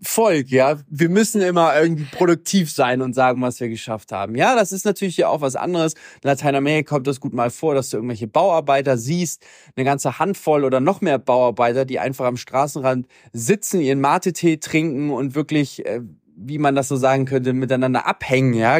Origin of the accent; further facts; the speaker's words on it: Germany; moved away; also born or lived in Latin America; für uns als Deutsche